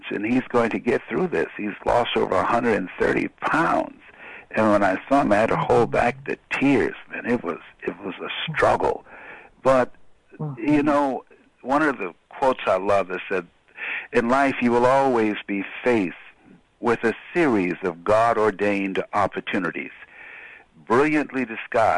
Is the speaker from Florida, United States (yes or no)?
yes; Miami, Florida, United States; I'm from Liberty City